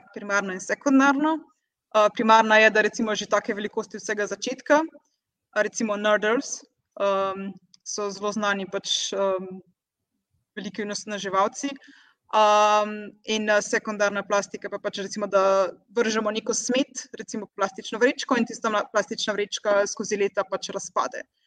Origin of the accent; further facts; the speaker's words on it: Slovenia; moved away as an adult; now in Portugal; sem jaz prva in edina slovenka